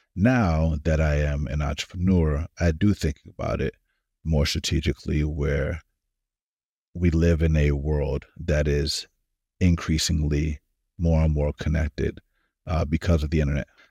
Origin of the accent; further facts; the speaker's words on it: Atlanta, Georgia, United States; moved away as an adult; also born or lived in California; now in Silicon Valley, United States; I was born in California, grew up in Atlanta, Georgia.